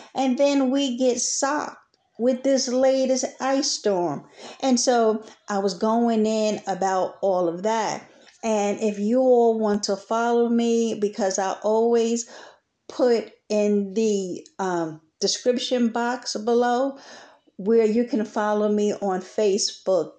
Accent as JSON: {"language": "English", "town": "New York City", "region": "New York", "country": "United States", "moved": "as an adult", "lives_now": "Texas, United States", "said": "Although I am from New York, Brooklyn, New York City, I have transplanted myself down here in Texas"}